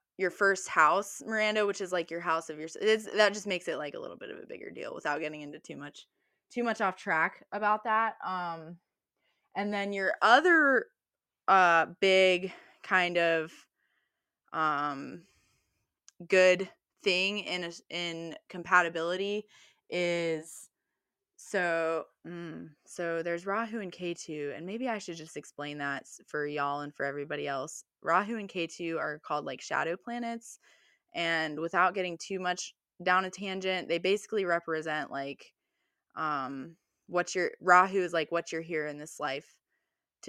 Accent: United States; I'm from the United States

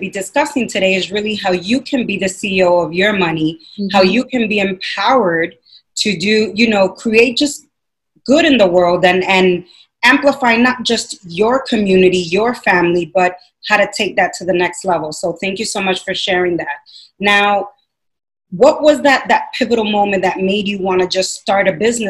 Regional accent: Dominican Republic; being Latina, and I come from Dominican Republic

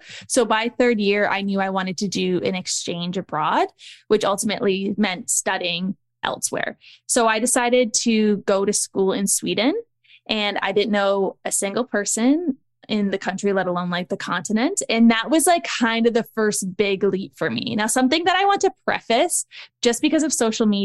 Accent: Niagara Falls, Ontario, Canada; moved away as an adult; also born or lived in Australia / Dubai; I grew up in Niagara Falls, Canada

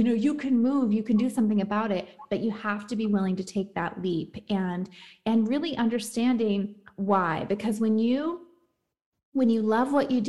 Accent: the South, United States; I'm from the South, like I got married young

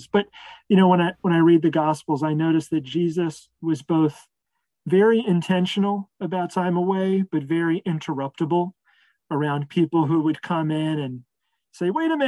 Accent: Philadelphia, Pennsylvania, United States; I grew up in the Philadelphia area, and I was raised by two really authentically Christian parents

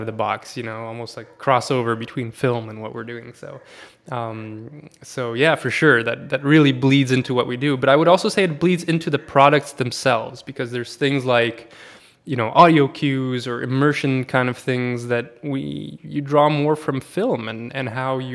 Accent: Sweden; moved away as an adult; also born or lived in Poland; I'm born and raised in Sweden for 19 years, and then I moved to Poland for a couple of years

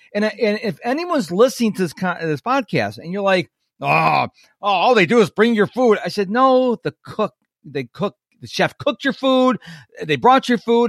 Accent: New York, United States; moved away; I'm originally from New York State

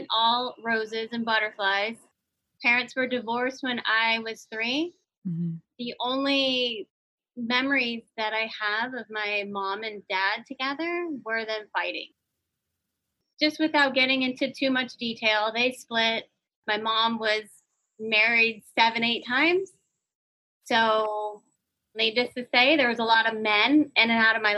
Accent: St. Petersburg, Florida, United States; I grew up in South St. Pete

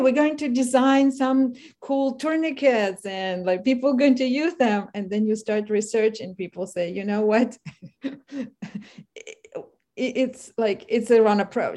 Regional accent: Kharkiv, Kharkiv Oblast, Ukraine; English is a second language; moved away as an adult; now in United States; I'm from Kharkiv

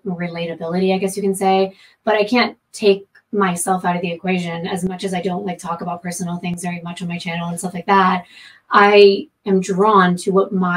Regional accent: Florida, United States; moved away as an adult; now in California, United States; I'm from Florida

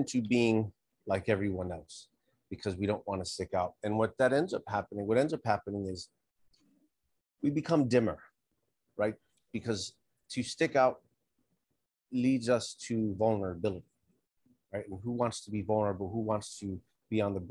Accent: New York City, New York, United States; I grew up here in New York. I left. I joined the military. I traveled the country a little bit. And then I came back about 20 years ago. I was raised here.

